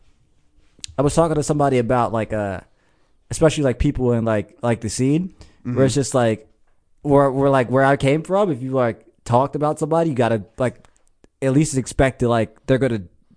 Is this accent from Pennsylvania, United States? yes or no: yes; Norristown, Pennsylvania, United States; I grew up in Norristown.